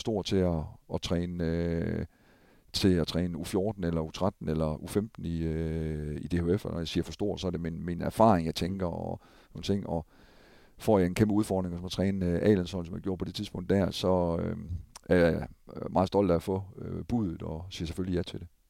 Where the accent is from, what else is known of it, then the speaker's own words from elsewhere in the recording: Thisted, North Denmark Region, Denmark; Jeg kommer selv fra Tisted af.